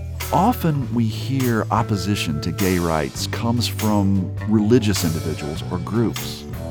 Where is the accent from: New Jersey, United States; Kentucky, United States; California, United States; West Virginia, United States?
West Virginia, United States; Kanawha County; When I was growing up in Kanawha County, West Virginia, back in the 1970s